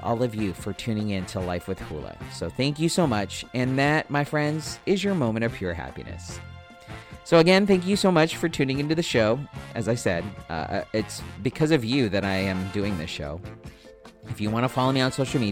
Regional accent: Spring Valley, United States; I'm just some kid from Spring Valley who grew up here

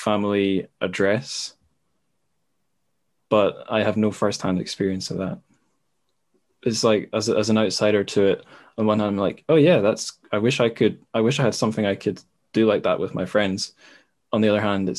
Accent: Scotland, United Kingdom; also born or lived in China; I'm Scottish.

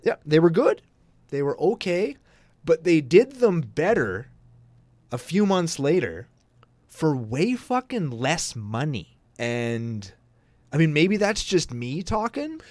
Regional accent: Canada; I'm Canadian

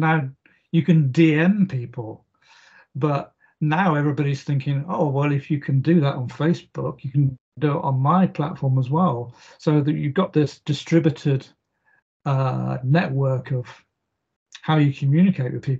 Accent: South Oxfordshire, South East England, United Kingdom; I grew up in South Oxfordshire, and that's in the middle of England.

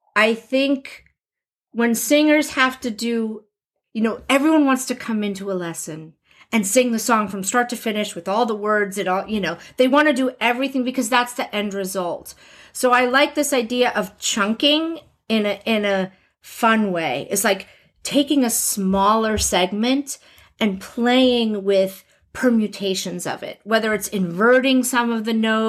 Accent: New Jersey, United States; I grew up in New Jersey with the mafia

